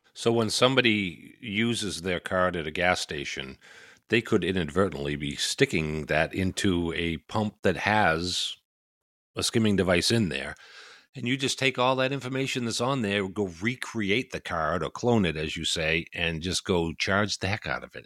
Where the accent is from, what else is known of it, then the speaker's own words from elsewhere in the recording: Maine, United States; I don't think that I have a huge accent, but I am from this place called Maine.